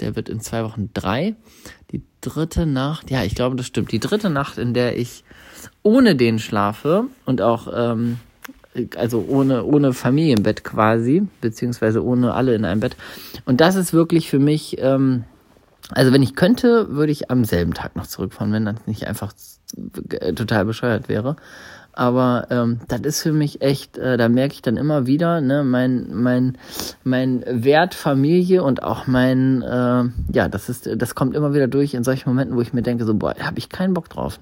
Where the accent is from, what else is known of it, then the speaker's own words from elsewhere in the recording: Hamburg, Germany; moved away; Moin, moin aus Hamburg, sag ich. Das ist meine Heimatstadt.